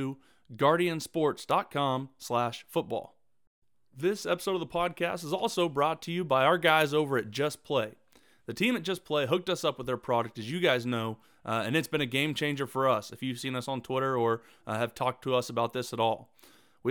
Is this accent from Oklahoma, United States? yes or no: yes; Oklahoma, United States; I'm from Oklahoma